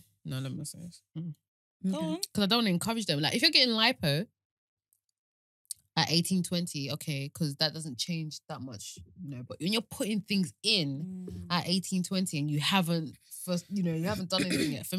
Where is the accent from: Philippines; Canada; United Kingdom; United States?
United Kingdom; Kent, South East England; I'm from Kent